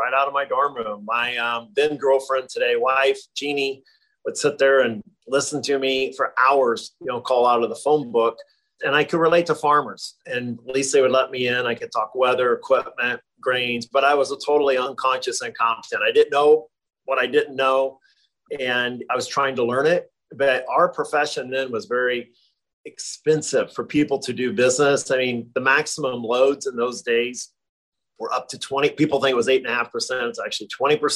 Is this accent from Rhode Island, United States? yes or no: no; Nebraska, United States; also born or lived in Ohio; I was born in Ohio and moved to Nebraska when I was 9 years old.